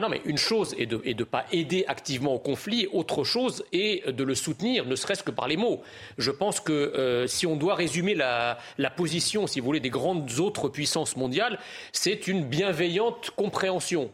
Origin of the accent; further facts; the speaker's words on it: France; en tant que Français